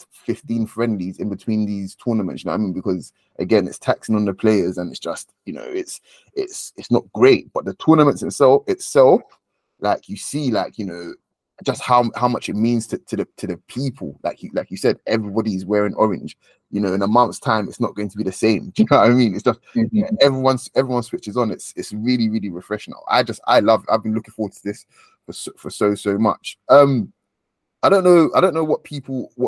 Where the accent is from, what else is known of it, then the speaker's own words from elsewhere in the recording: Nigeria; as a Nigerian